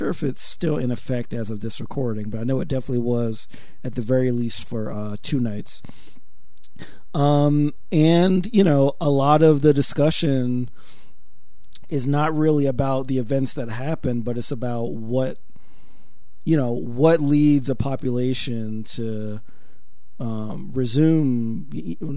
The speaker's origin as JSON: {"language": "English", "town": "Paterson", "region": "New Jersey", "country": "United States", "tie": "born or raised there", "moved": "yes", "lives_now": "Milwaukee, United States", "said": "my hometown of Patterson in Jersey"}